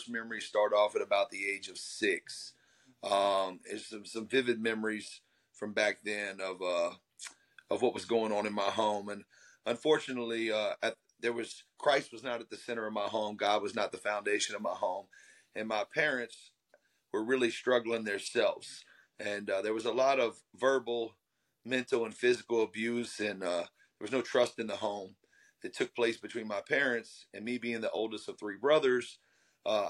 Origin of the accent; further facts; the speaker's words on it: Gulfport, Mississippi, United States; I am in Gulfport, Mississippi. I am born and raised in the South here.